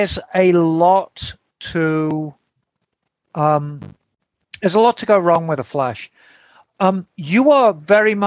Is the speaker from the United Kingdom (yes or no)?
yes; Birmingham, West Midlands, United Kingdom; Birmingham born and bred.